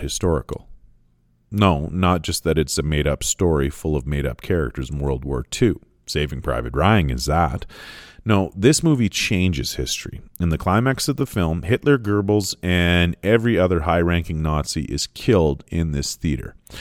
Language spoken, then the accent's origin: English; Canada; I'm Canadian